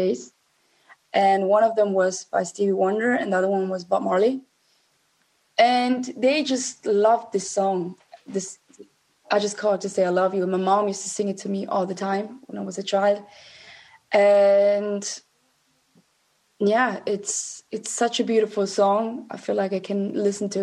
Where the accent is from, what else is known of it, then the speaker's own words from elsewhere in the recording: St. Gallen, Switzerland; also born or lived in Zurich; Home was in St. Gallen, which is a small town in Switzerland. I was born and raised in Switzerland.